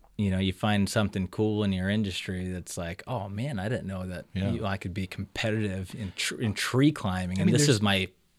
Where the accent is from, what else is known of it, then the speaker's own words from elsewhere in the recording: Hawaii, United States; Oh, I had no hair, man. I'm Hawaiian, man. This stuff grows in when you're like 30.